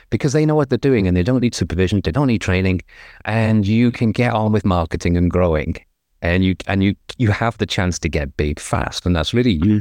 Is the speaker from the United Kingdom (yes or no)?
yes; England, United Kingdom; now in Southern California, United States; I'm English, obviously, but I'm living in America, in Southern California